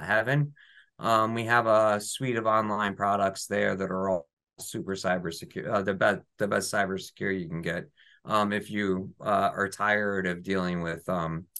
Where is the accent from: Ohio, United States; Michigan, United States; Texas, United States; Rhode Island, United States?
Ohio, United States; now in New Jersey, United States; I live in New Jersey. I'm not from New Jersey. I grew up in Ohio.